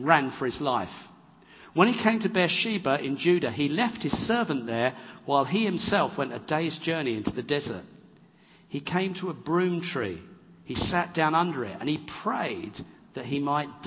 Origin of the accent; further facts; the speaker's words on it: England, United Kingdom; I'm an English bloke.